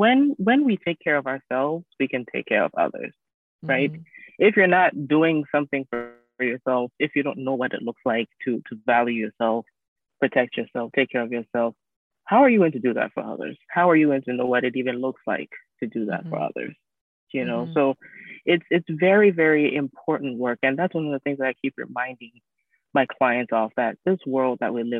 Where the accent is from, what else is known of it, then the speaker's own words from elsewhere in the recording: Ghana; moved away; I'm an immigrant from Ghana.